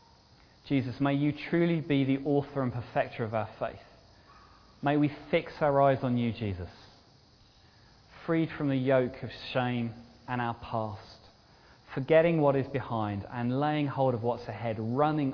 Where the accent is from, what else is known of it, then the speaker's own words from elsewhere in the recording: United Kingdom; we're very British